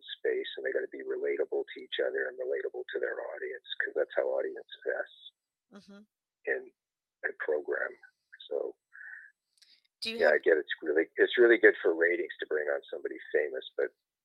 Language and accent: English; Canada; moved away as an adult; now in United States; I'm Canadian, I'm originally from there.